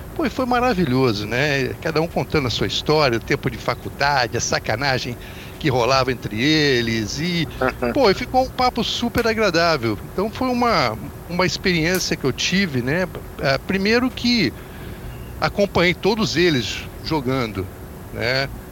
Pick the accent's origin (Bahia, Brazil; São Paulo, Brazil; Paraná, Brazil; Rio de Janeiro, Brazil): Rio de Janeiro, Brazil; Volta Redonda; moved away as an adult; now in United States; Eu sou de Volta Redonda